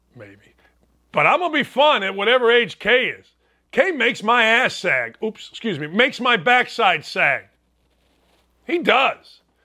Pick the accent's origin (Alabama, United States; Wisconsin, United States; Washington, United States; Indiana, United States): Indiana, United States; Merrillville; my hometown